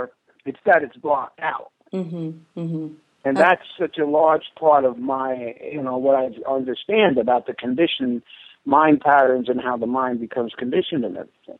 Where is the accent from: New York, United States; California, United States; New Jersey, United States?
New Jersey, United States; Newark; I was born and raised in Newark